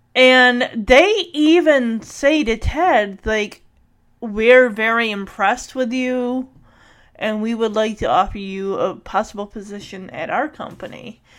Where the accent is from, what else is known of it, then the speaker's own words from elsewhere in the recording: Detroit, Michigan, United States; born there; And I was born in Detroit, so, yeah.